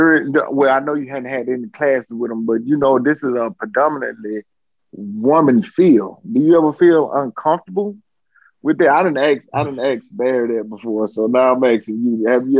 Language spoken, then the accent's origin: English; Jackson, United States; I'm from Jackson also.